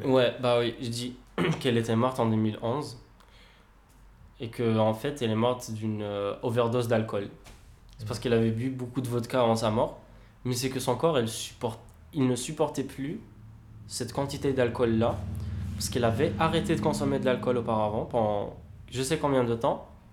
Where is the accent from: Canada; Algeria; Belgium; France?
Algeria; Kabylie; je suis kabyle